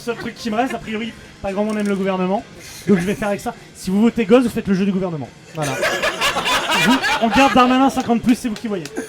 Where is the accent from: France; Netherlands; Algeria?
France; c'est un groupe français et on est français